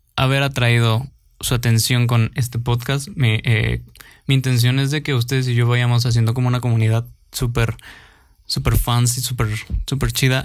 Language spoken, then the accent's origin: Spanish; Mexico; soy mexicano